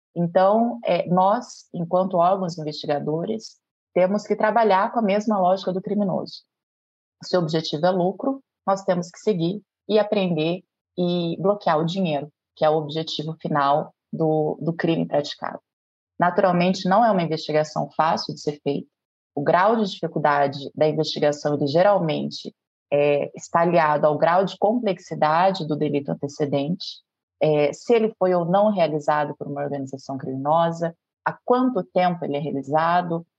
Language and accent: Portuguese; Londrina, Paraná, Brazil; moved away as an adult; now in Minas Gerais, Brazil; numa promotoria criminal em Londrina, que é a minha cidade natal